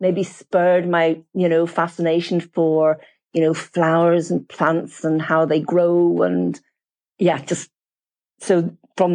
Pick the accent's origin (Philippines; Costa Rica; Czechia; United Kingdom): United Kingdom; Bangor, Northern Ireland; also born or lived in Cheshire, England; I was born in Cheshire over in England, but my family moved to Northern Ireland when I was only 2 years old